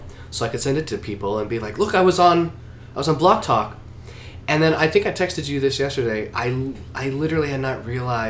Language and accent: English; Charlotte, North Carolina, United States; I'm from South USA. My father, who just recently retired, was in the real estate department of Norfolk Southern Railways and spent his whole career and my family moving from regional office to regional office.